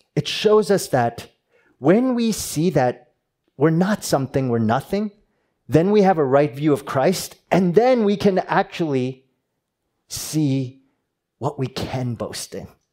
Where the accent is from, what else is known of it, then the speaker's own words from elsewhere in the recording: New Jersey, United States; moved away; I'm from New Jersey